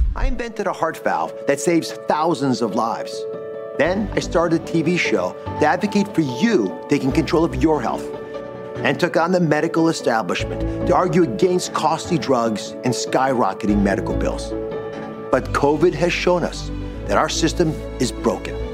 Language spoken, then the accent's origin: English; Georgia, United States; I come from a state where I was not entitled to become the governor. But as an American citizen and a citizen of Georgia